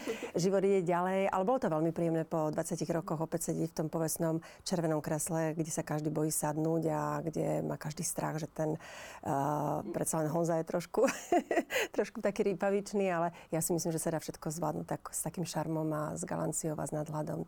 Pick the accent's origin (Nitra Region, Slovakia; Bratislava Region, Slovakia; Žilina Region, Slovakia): Žilina Region, Slovakia; Žilina; also born or lived in United States; now in Tenerife, Spain; u nás v Žiline